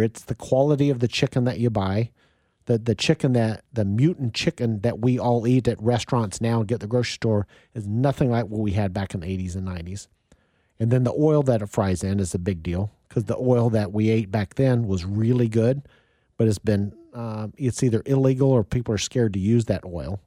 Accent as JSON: {"language": "English", "town": "Wichita", "region": "Kansas", "country": "United States", "tie": "born or raised there", "also_born_or_lived": "Topeka", "moved": "as an adult", "lives_now": "Kansas City, United States", "said": "I grew up in Wichita, went to college to Topeka, and I moved to Kansas City in 1986"}